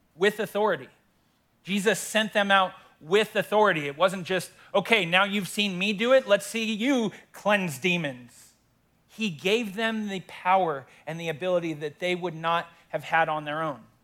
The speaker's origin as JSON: {"language": "English", "town": "Windsor", "region": "Colorado", "country": "United States", "tie": "born or raised there", "said": "I love my hometown, born and raised here in Windsor"}